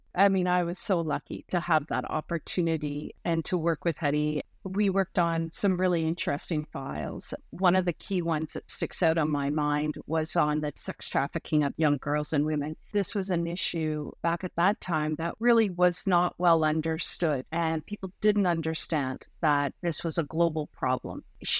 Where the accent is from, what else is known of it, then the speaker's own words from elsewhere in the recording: Canada; And it merely heightened my awareness and deepened my passion for being Canadian.